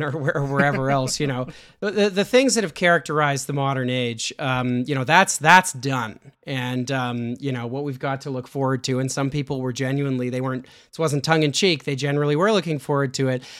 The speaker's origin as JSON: {"language": "English", "country": "Canada", "said": "I'm a Canadian"}